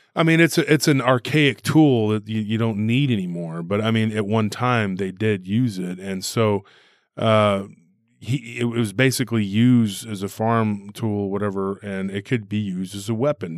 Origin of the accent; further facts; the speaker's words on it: Taylor, Texas, United States; here in my hometown, um, Taylor